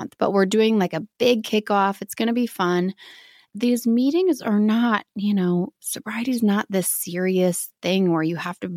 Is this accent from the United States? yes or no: yes; Midwest, United States